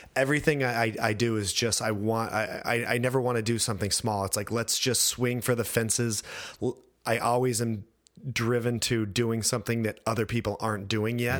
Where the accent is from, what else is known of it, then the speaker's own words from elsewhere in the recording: Idaho, United States; moved away; also born or lived in France; I grew up in Idaho